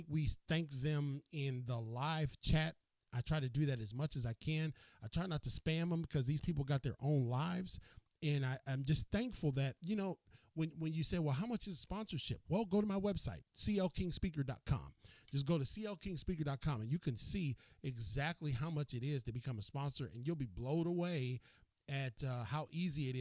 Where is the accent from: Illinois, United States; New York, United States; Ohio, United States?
Ohio, United States; Cleveland; moved away; I am from Cleveland, Ohio. I'm originally from Cleveland.